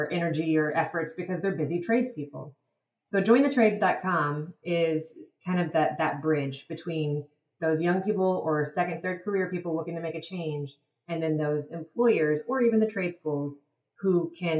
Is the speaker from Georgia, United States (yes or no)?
no; Texas, United States; also born or lived in Madagascar; I'm originally from Texas